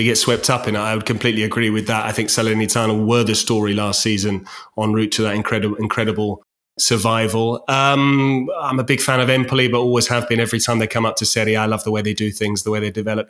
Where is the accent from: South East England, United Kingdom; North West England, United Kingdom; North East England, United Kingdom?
South East England, United Kingdom; Winchester; my hometown of Winchester